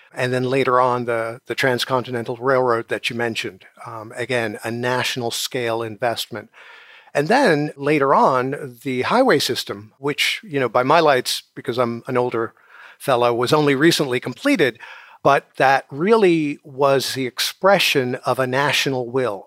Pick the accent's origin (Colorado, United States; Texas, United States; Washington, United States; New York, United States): New York, United States; New York City; I'm originally from New York City